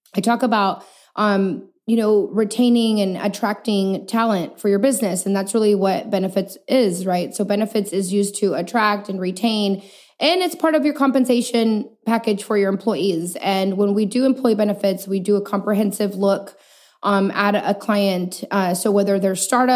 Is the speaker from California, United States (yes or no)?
no; El Paso, Texas, United States; moved away as an adult; also born or lived in Chihuahua, Mexico; now in San Antonio, United States; I'm born and raised in El Paso, Texas.